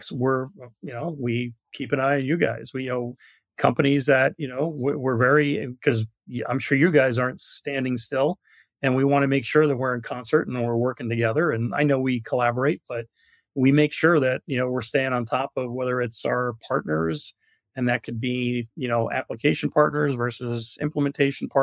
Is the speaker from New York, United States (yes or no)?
yes; New York, United States; moved away; I'm from New York originally